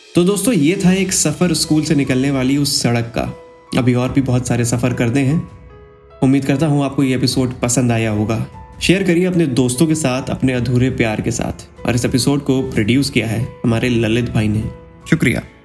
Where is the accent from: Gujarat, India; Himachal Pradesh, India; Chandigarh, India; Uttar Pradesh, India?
Uttar Pradesh, India; Kanpur; हमारे शहर कानपुर